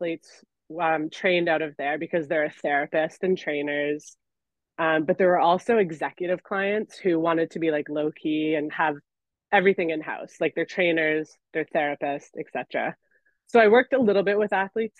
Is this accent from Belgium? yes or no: no; Canada; moved away as an adult; also born or lived in Montreal, Canada / Austria / Italy; now in New York City, United States; I'm a Canadian.